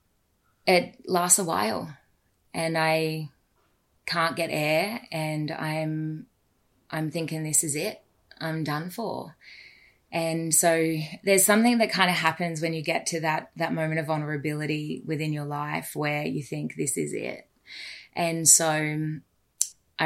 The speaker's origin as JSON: {"language": "English", "country": "Australia", "said": "As a Aussie, worked in a pub with my best mate"}